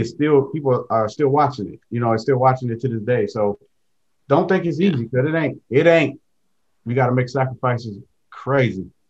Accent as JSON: {"language": "English", "town": "Detroit", "region": "Michigan", "country": "United States", "said": "I'm from Detroit too"}